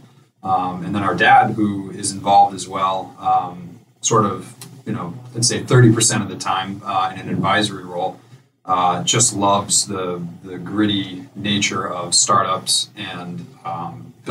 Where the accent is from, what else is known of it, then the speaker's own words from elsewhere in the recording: New Canaan, Connecticut, United States; also born or lived in Hartford; we grew up in New Canaan, so we know this area.